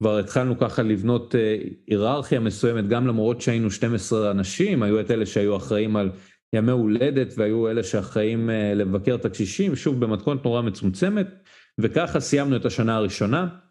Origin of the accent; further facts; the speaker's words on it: Ashkelon, Southern District, Israel; אני בן 23, אשקלוני במקור.